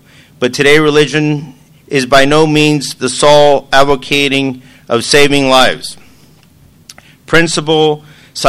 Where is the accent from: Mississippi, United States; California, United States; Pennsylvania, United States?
California, United States; San Diego; I'm from San Diego, California